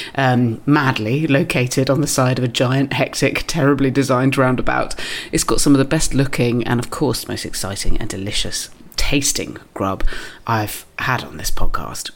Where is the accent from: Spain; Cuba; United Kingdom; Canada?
United Kingdom; Dorset, South West England; moved away as an adult; also born or lived in South East London; now in London, United Kingdom; I grew up in Dorset. But I came here for uni